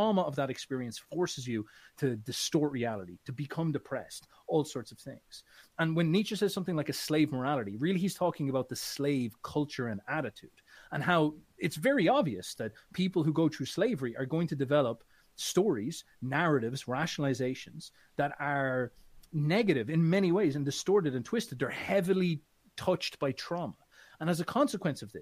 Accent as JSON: {"language": "English", "region": "Midlands", "country": "Ireland", "said": "I'm from Ireland"}